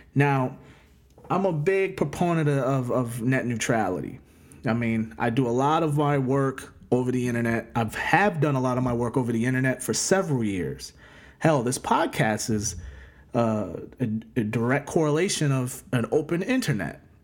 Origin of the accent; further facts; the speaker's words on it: United States; we as American people